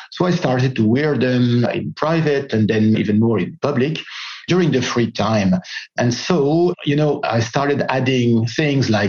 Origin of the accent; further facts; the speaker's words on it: Greece; I was born in Greece, as French, from French parents.